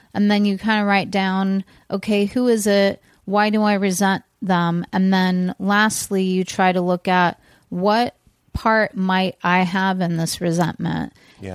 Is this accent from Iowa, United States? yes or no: no; California, United States; we grew up in California